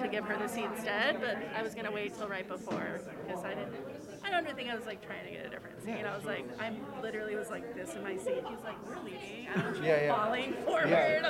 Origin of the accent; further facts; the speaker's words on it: Newport, Oregon, United States; now in New York, United States; I'm from Oregon, but I've been here for a long time, since 1999.